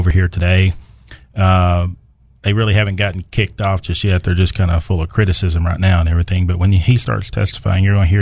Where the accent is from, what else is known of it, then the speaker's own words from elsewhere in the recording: Texarkana, Arkansas, United States; I grew up in Texarkana on the right side of the state line, Arkansas side